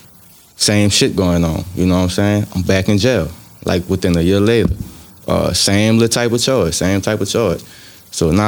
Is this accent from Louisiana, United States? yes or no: yes; LaPlace, Louisiana, United States; also born or lived in Reserve, Louisiana; St. John Parish, man. I'm from LaPlace, you know what I'm saying? Well, I was between LaPlace and Reserve